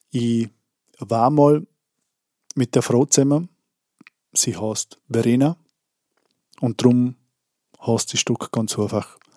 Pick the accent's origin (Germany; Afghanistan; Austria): Austria; Vorarlberg; Ich komme aus Andersburg im Bregenzer Wald in Vorarlberg